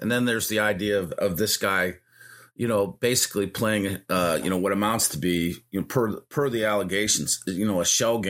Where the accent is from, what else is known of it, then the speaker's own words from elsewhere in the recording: United States; I'd also like to understand, you know, just as an American citizen